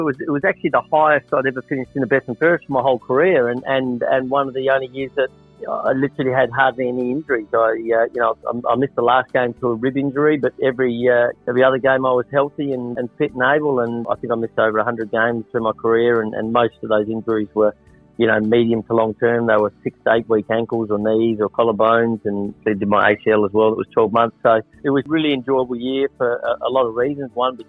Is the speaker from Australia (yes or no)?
yes; South Australia, Australia; and being South Australian as well